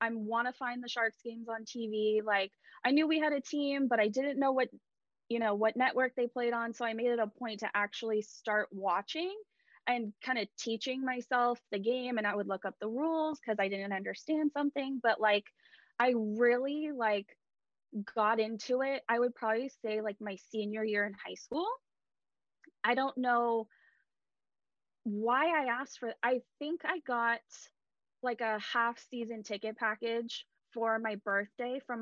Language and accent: English; California, United States; I'm this girl from California